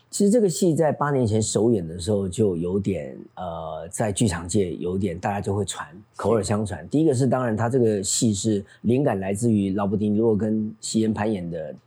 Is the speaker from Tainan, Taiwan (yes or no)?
yes; Tainan, Taiwan; moved away; 上完课再坐火车回来，坐公车回来， 然后半夜坐最后一班火车回台南